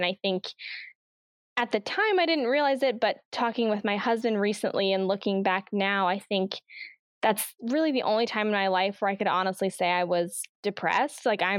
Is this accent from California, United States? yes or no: yes; Oakland, California, United States; born there; also born or lived in Virginia / Nebraska / Tennessee / Alabama; I was born in Oakland, California, Northern California, but I've lived in Virginia, Nebraska, Tennessee, and Alabama.